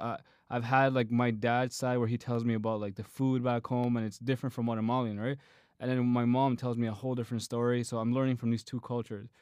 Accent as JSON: {"language": "English", "country": "Canada", "said": "my own Canadian culture"}